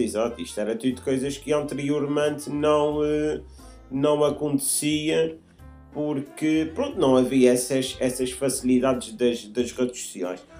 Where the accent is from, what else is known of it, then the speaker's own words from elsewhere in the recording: Azores, Portugal; nós somos açorianos